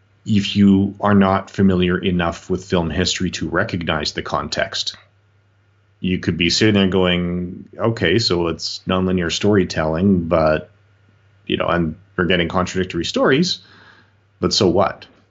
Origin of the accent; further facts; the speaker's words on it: Canada; we're from Canada, the United States